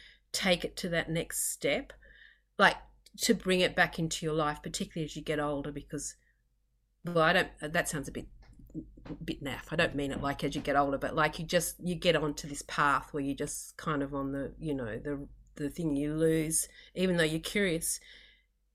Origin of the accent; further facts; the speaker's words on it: Australia; I grew up in Australia, we both came from farms